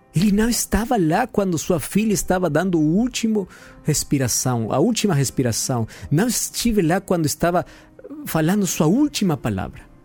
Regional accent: Peru; Portuguese is a second language; now in Brazil; eu sou peruano

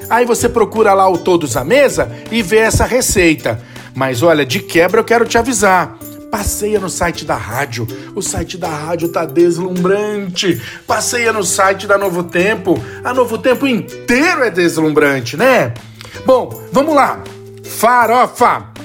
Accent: São Paulo, Brazil; eu sou aqui de São Paulo

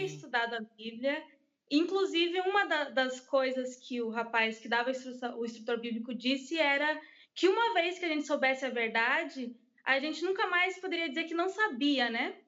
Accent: United States; Portuguese is a second language; now in Brazil; eu cresci nos Estados Unidos, uhum. então eu sabia pouco português quando eu vim para o Brasil.

